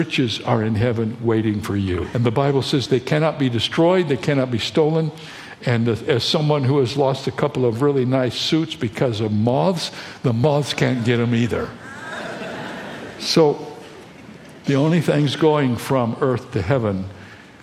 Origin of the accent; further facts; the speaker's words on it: Toledo, Ohio, United States; now in San Diego, United States; I was born in Toledo, Ohio. And I live in San Diego, California